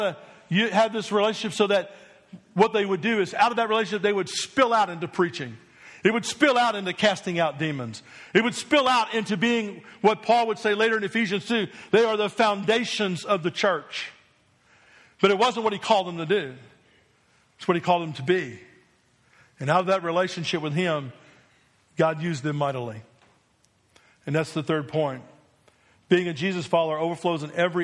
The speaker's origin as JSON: {"language": "English", "region": "New Jersey", "country": "United States", "tie": "born or raised there", "also_born_or_lived": "Delaware / Mississippi", "moved": "as an adult", "lives_now": "Alabama, United States", "said": "when I grew up in New Jersey, I never dreamed one day that I would live in Alabama"}